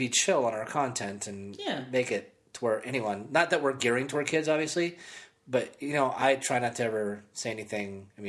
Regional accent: East Coast, United States; I'm from the East Coast.

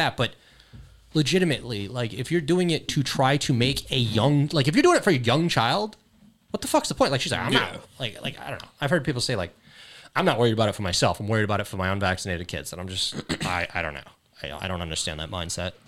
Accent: California, United States; Family from Laos. Live in California my whole life

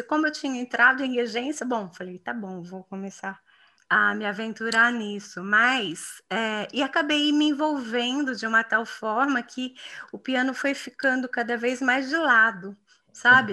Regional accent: São João da Boa Vista, São Paulo, Brazil; now in Campinas, Brazil; lá na minha cidade natal, que é São João da Boa Vista

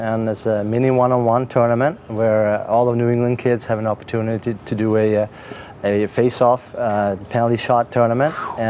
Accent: Sweden; now in Maine, United States; I'm from Sweden, so I played at University of Maine

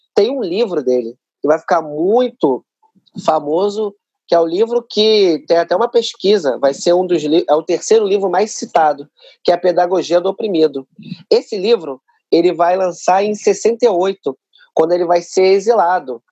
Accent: Rio de Janeiro, Brazil; eu sou cria de uma favela aqui do Rio de Janeiro, chamada Favela da Maré

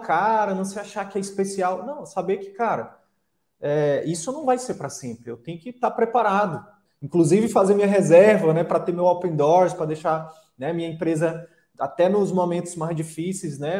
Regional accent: Piauí, Brazil; moved away; falando como piauiense aqui, como conterrâneo

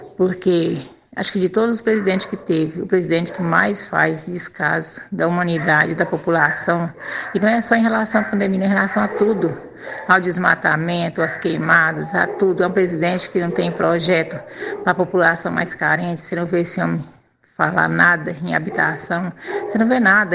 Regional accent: Brazil; sou apenas só mais uma brasileira

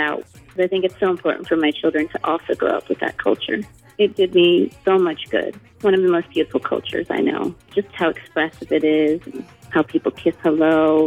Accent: Miami, Florida, United States; also born or lived in Mexico City, Mexico; I moved from Mexico City when I was about 3 years old to live in Miami, Florida.

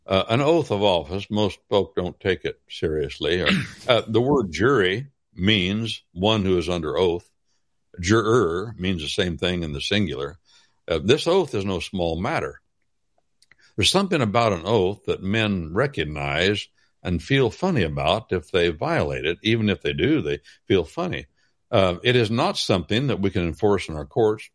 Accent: Wabash Valley, United States; I'm from the Wabash Valley

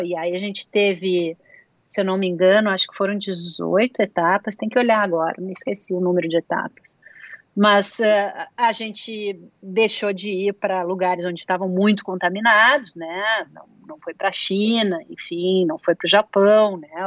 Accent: Brazil; moved away; eu sou do Brasil

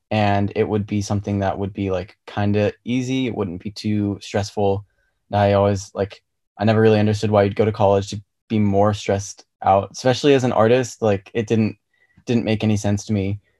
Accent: Virginia, United States; moved away as an adult; also born or lived in Belgium; we moved back from Belgium and ended up in like the DC area, so in Virginia. And that's pretty much where I spent like middle school and high school.

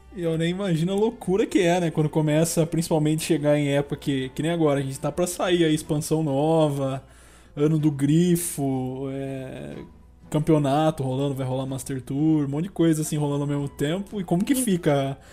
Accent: interior of São Paulo, Brazil; eu sou do interior de São Paulo

